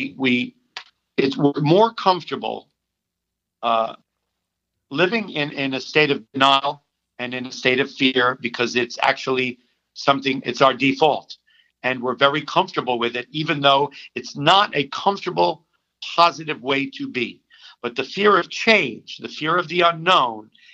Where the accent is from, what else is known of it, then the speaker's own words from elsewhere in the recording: New York City, New York, United States; I grew up on the Upper West Side to a privilege